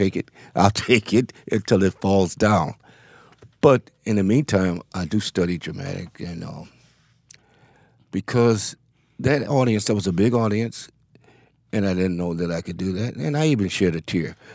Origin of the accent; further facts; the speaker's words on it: Cleveland, Ohio, United States; Yes, it does. I came from a line of people in that city.